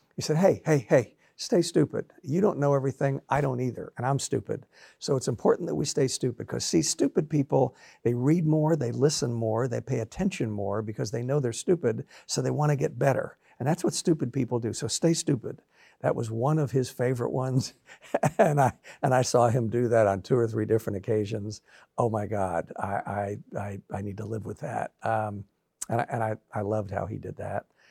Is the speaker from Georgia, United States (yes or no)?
no; Florida, United States; also born or lived in Brooklyn, New York; now in Nashville, United States; moved to Florida.